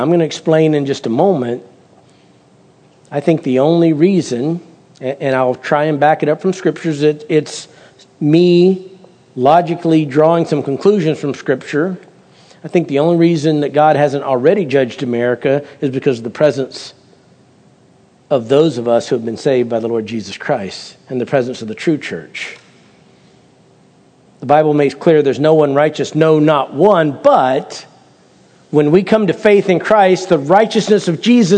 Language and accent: English; United States; I'm an American